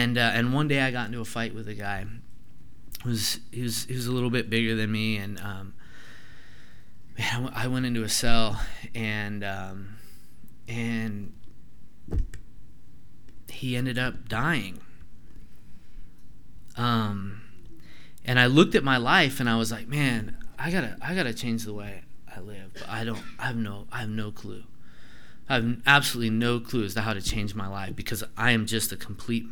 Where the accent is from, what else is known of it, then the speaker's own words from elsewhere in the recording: Grass Valley, California, United States; I was born in Grass Valley.